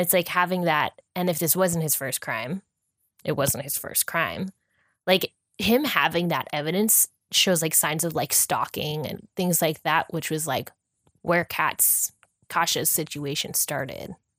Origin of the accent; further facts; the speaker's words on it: California, United States; We're from California